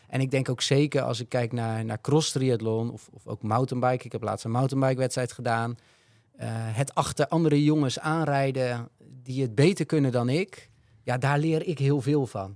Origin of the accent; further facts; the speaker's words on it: Netherlands; wij als Nederlanders